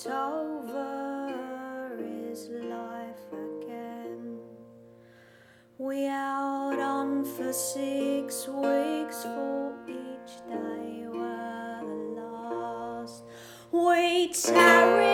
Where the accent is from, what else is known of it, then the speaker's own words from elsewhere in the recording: Chingford, London, United Kingdom; we both grew up in Chingford.